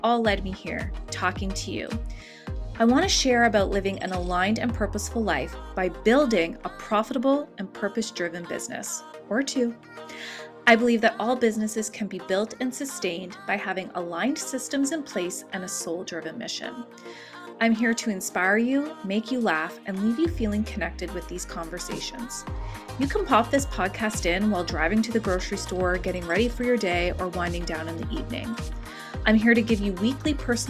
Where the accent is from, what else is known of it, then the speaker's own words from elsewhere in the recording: Canada; we're Canadian